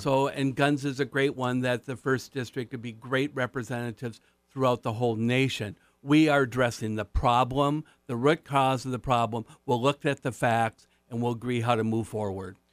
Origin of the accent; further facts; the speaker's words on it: Marquette, Michigan, United States; my hometown, Marquette